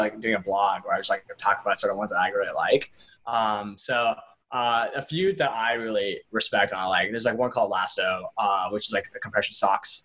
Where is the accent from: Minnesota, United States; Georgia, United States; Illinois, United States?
Georgia, United States; Atlanta; I grew up in Atlanta, where like Coke is headquartered